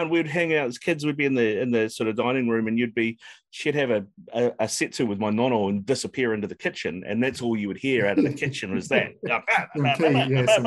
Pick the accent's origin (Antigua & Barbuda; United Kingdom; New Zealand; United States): New Zealand; Auckland; I grew up out in East Auckland